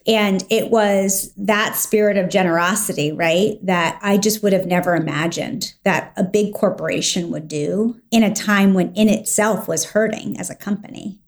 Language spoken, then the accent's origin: English; Washington, District of Columbia, United States; I grew up in the Washington, D C area